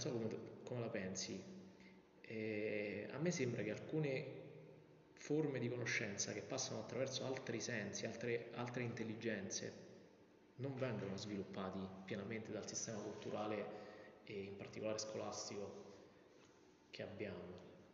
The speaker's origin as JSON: {"language": "Italian", "town": "Vicovaro", "region": "Lazio", "country": "Italy", "said": "vengo da Vicovaro, quindi l'idea del paese piccolo"}